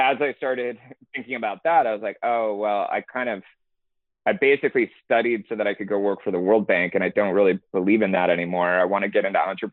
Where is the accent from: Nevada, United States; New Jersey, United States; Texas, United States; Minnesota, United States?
Texas, United States; Houston; also born or lived in Massachusetts / Boston; I grew up in Houston, Texas